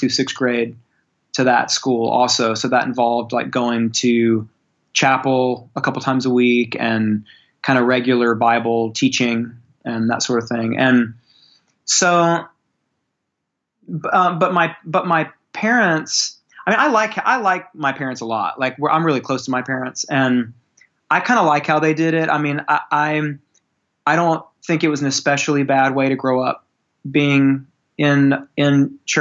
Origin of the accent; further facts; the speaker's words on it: born in Memphis, Tennessee, the South, United States; I grew up in the South. I was born in Memphis, Tennessee.